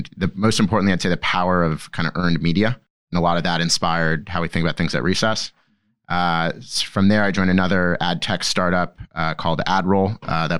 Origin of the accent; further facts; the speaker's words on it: Laguna Beach, California, United States; moved away as an adult; also born or lived in Boston; So I grew up in Southern California, an hour south from LA, in a little surf town called Laguna Beach